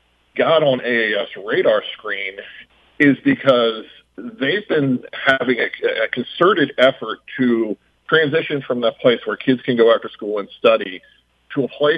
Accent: outside of Baltimore, Baltimore County, Maryland, United States; I grew up outside of Baltimore, and the North Point Public Library in Baltimore County, Maryland, was where I went after school pretty much 3 or 4 days a week

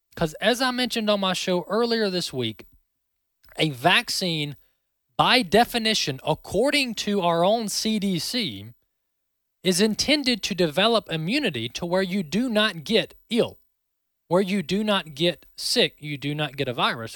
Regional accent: Mississippi, United States; Mississippi, the Magnolia State, my home state

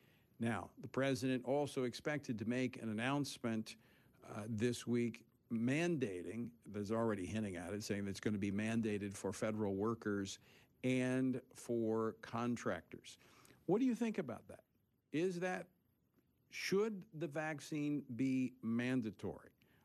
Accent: Louisiana, United States; Congressman Steve Scalise of my home state of Louisiana

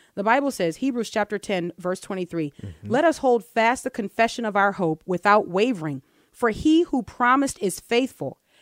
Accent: Texas, United States; I'm from Texas

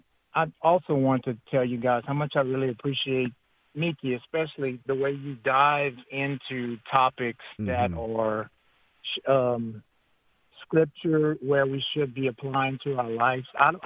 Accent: South Louisiana, United States; I was born and raised in, I'm in Youngsville right now. Born and raised in South Louisiana.

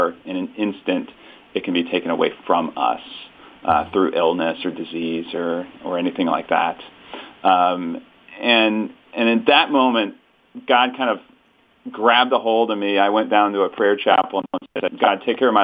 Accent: St. Louis, Missouri, United States; I was born and raised in St. Louis, met my wife here, and we still live here in St. Louis, Missouri

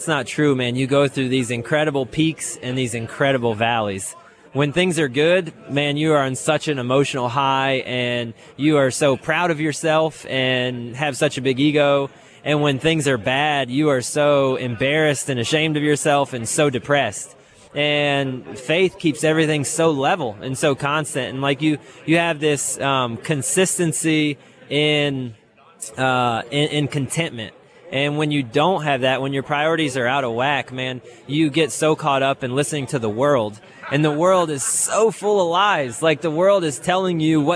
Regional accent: Tampa, Florida, United States; I grew up in Tampa, Florida

